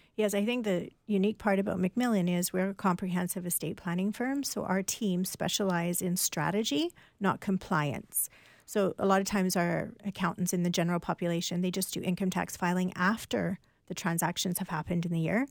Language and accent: English; Canada; as a Canadian